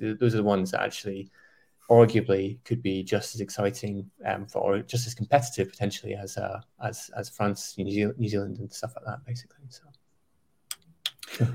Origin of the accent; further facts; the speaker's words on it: Scotland, United Kingdom; as a, as a Scotsman